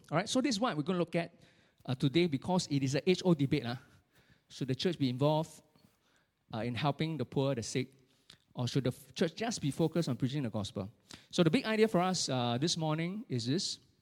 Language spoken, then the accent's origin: English; Singapore; as Singaporean